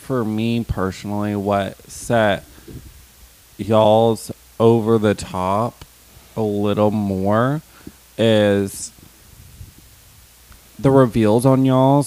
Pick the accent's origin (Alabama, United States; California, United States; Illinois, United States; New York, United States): Alabama, United States; I'm from Alabama and I say choir